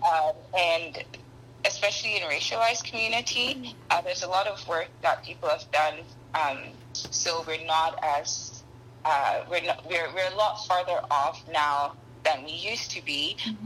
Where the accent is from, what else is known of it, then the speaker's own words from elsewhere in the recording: Ghana; moved away as an adult; now in Canada; I am a Ghanaian woman. I grew up in Ghana for several years and um, moved to Canada for school